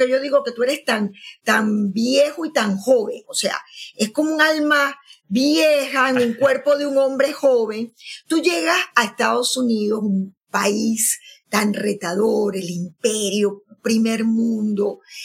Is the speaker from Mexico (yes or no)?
no; Maracaibo, Zulia, Venezuela; now in Bergamo, Italy; yo me voy a, a mi Maracaibo, a, la tierra. Aunque, aunque también ahora digo Bérgamo, ¿no? En Italia, donde, donde estoy viviendo.